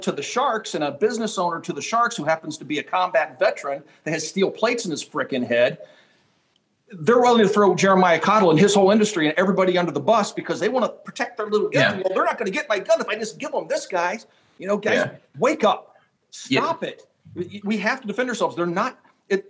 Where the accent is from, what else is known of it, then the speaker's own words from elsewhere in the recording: Kansas, United States; as a kid growing up in Kansas